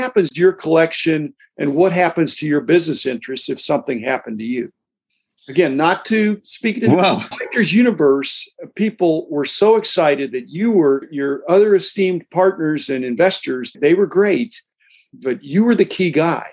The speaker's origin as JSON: {"language": "English", "country": "United States", "said": "I'm an American capitalist."}